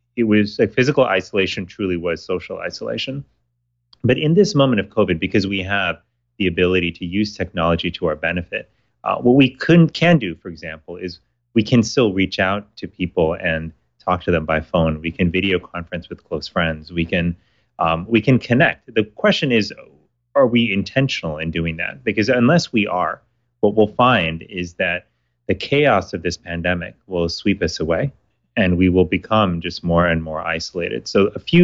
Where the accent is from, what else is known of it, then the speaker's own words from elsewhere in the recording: Miami, Florida, United States; When I was living and growing up in Miami, Florida, I was in high school at the time